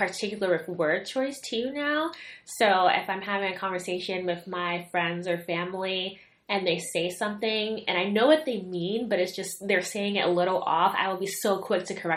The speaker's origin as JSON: {"language": "English", "town": "New York City", "region": "New York", "country": "United States", "tie": "born or raised there", "moved": "as an adult", "lives_now": "Philadelphia, United States", "said": "I grew up in the Bronx, about a 15-20 minute walk from Yankee Stadium"}